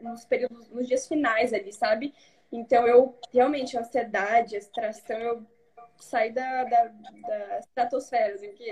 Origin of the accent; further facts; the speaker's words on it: Toledo, Paraná, Brazil; Toledo, no oeste do Paraná.